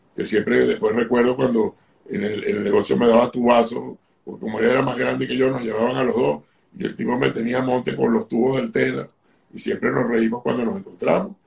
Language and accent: Spanish; Caracas, Capital District, Venezuela; yo nací en Venezuela, en Caracas